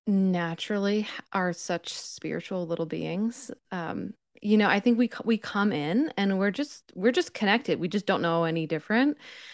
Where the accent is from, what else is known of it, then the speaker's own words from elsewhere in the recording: Pennsylvania, United States; I grew up in Pennsylvania, like probably a couple hours from New York, 1 hour from Philadelphia.